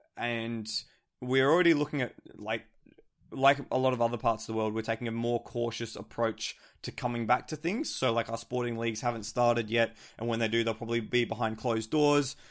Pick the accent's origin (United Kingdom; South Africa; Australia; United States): Australia; as an Australian